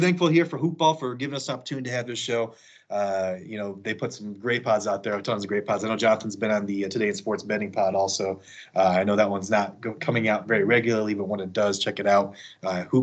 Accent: Elgin, Illinois, United States; moved away as an adult; also born or lived in Chicago / Alabama; now in Kansas, United States; I'm from the suburbs originally. Obviously, I'm from Elgin, but live in the city for about like 5-6 years

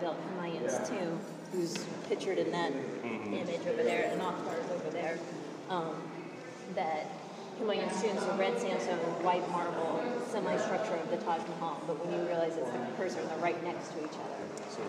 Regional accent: Texas, United States; I'm from Texas, and my high school was very eclectic.

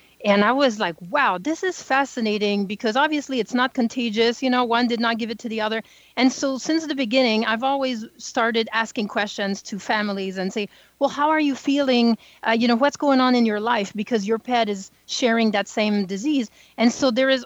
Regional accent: small French town north of Montreal, Quebec, Canada; I'm French Canadian, so I grew up in the North Pole, what we call today. It's very, very small French town north of Montreal.

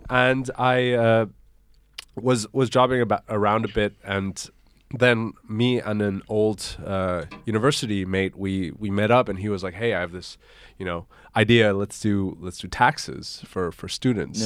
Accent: Hong Kong; moved away as an adult; also born or lived in Koblenz, Germany; now in Germany; I grew up in Hong Kong, went to the German school

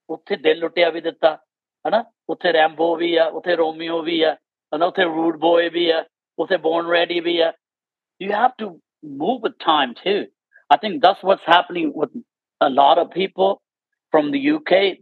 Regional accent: Canada; moved away; growing up in Canada

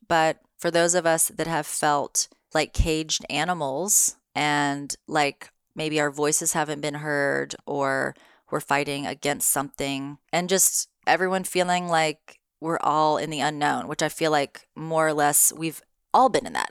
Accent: the South, United States; moved away; I'm from the South.

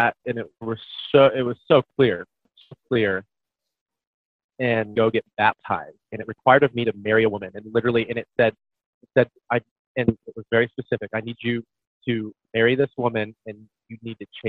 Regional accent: Quincy, Illinois, United States; I'm from Quincy, Illinois, small town in the Midwest

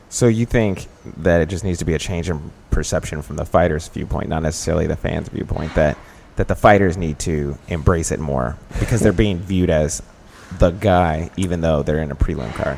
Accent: Dallas, Texas, United States; now in Chicago, United States; I'm from Dallas

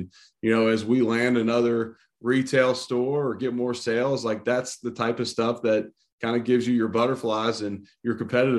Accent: Cincinnati, Ohio, United States; moved away; also born or lived in Louisville; I'm from Cincinnati.

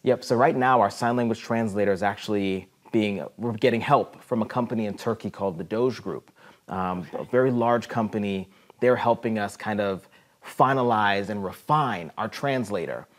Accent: Ohio, United States; moved away as an adult; also born or lived in South America; now in Peoria, United States; I was born in South America, but grew up most of my life in Ohio

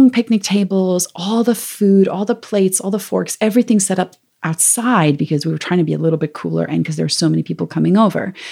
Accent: South Africa; I'm from South Africa originally, so I have this accent that comes and goes.

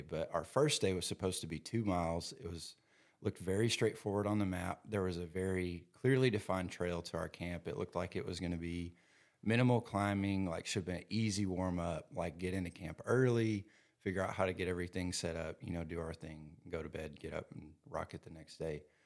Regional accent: Louisville, Kentucky, United States; some other guys from, uh, Louisville in my hometown

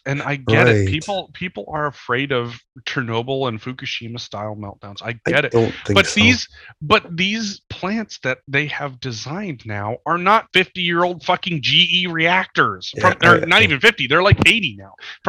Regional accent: Eastern Montana, United States; I'm from Eastern Montana

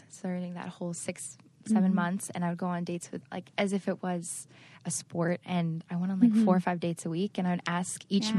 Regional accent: Cleveland, Ohio, United States; So to give you a little background, I grew up in Ohio, Cleveland, Ohio, but my parents moved 17 times before college.

